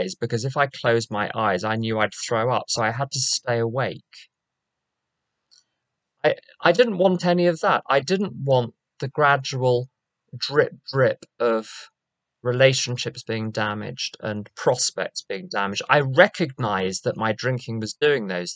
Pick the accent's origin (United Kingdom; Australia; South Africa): United Kingdom; London; moved away; As you can probably guess from my accent, I'm not from around here. We're not in Kansas anymore. I'm from London